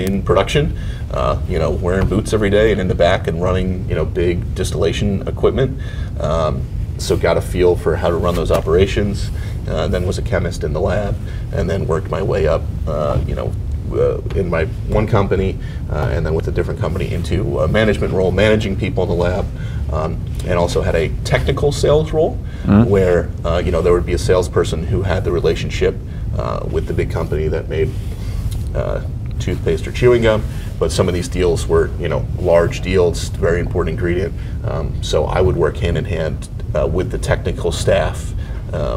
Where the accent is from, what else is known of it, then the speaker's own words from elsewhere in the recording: New York, United States; also born or lived in Indiana / Maryland; I grew up in New York State, went to college out in the Midwest, now live back in the same 10,000 person small town I grew up in, an hour north of New York City